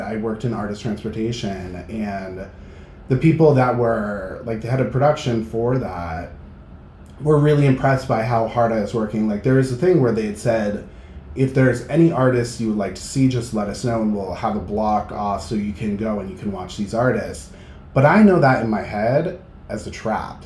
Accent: Manchester, New Hampshire, United States; now in Boston, United States; I grew up in Manchester, New Hampshire

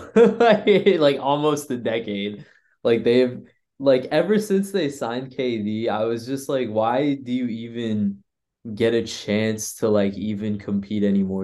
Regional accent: the Bay Area, California, United States; I'm from the Bay

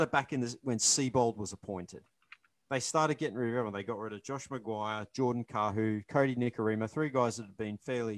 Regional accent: Queensland, Australia; As a Queenslander living in the heart of Bronco territory

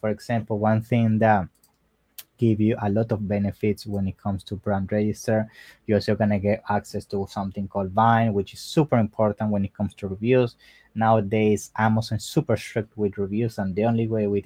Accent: Italy; I'm from Italy

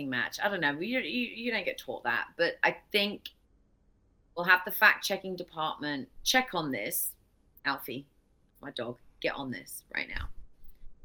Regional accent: England, United Kingdom; moved away; I grew up in England, obviously, as you said, I'm your first British guest.

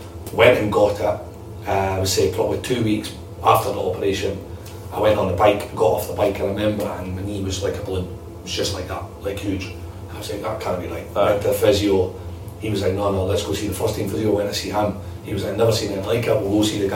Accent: Dundee, Scotland, United Kingdom; I'm from Dundee

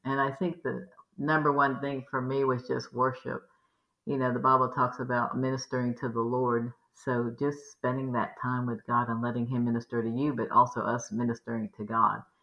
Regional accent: Maryland, Virginia, East Coast, United States; now in Houston, United States; We grew up in the East Coast, Maryland, Virginia

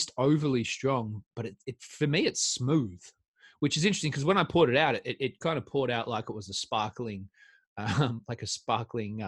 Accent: Australia; I'm Australian

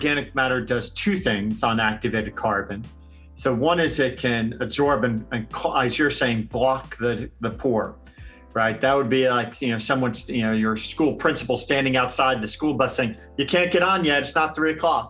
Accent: New Jersey, United States; now in Arizona, United States; I grew up in New Jersey

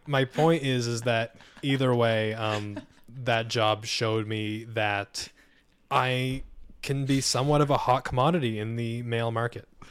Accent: Hartford, Connecticut, United States; I grew up in Hartford, Connecticut.

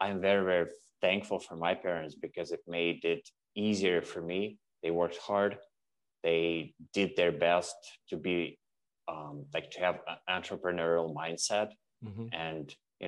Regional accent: Russia; moved away as an adult; now in Canada; I'm originally from Russia

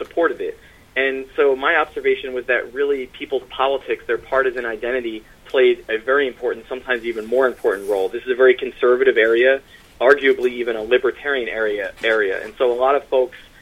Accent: Pennsylvania, United States; now in New York, United States; I'm from southeastern Pennsylvania outside of Philadelphia

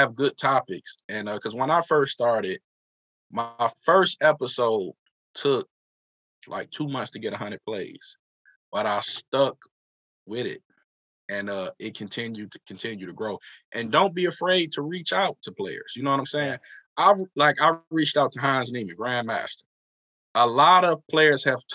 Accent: Detroit, Michigan, United States; We're all from Detroit.

